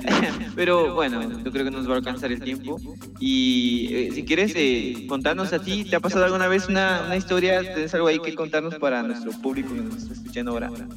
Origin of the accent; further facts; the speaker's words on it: San Marcos, Guatemala; yo soy de San Marcos